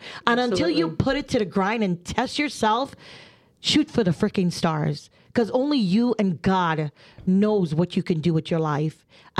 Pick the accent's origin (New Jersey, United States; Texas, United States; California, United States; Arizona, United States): New Jersey, United States; I am from Jersey. I talk with my hands and I'm not aggressive. at all.